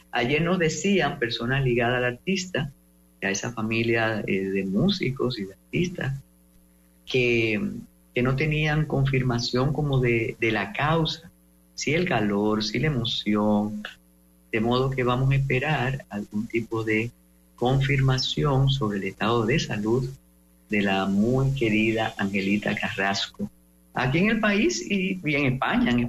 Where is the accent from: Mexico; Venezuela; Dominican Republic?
Dominican Republic; Usted que sabe lo que es frío y sabe lo que somos eh, los dominicanos y las dominicanas